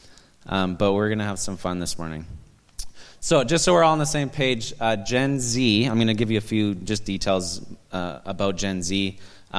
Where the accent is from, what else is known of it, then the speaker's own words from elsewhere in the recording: Canada; I'm Canadian.